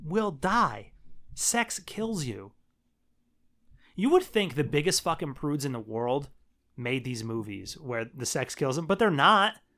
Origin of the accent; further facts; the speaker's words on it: Shamokin, Pennsylvania, United States; I'm from Shemokin, Pennsylvania